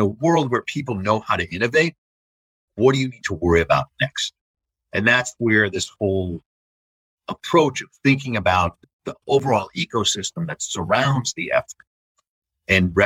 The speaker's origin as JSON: {"language": "English", "region": "the New York area", "country": "United States", "tie": "born or raised there", "said": "I grew up in the New York area"}